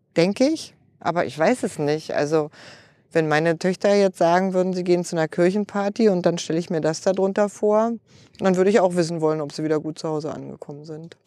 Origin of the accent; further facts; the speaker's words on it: Berlin, Germany; geboren bin ich in Kreuzberg mit dann umgezogen nach Spandau, dann aber angekommen in einer Petruswerksiedlung in Marienfelde